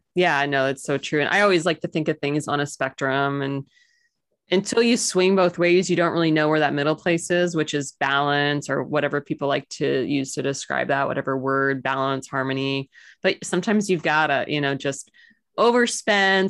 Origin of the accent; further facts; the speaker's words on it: Missouri, United States; I'm totally born and raised in Missouri, proud to be an American